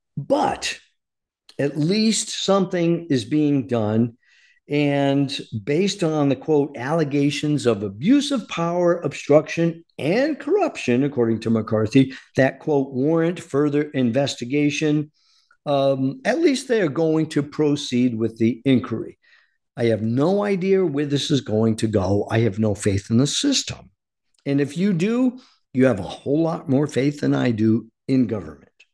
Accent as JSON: {"language": "English", "country": "United States", "said": "our duty as American citizens."}